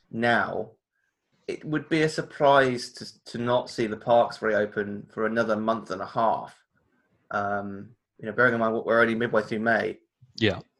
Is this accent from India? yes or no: no; United Kingdom; it's the worst day of the year to go into uh, the American adventure as a, as a British person.